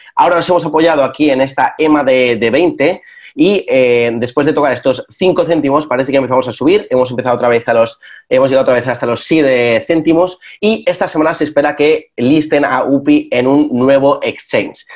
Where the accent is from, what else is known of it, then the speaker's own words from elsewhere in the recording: Spain; en España, que es de donde yo soy yo